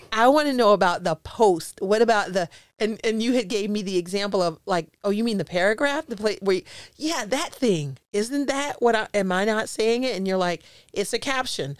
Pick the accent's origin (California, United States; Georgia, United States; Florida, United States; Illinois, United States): Florida, United States; Jacksonville; also born or lived in Chicago; I was born in Chicago, but I was raised in Jacksonville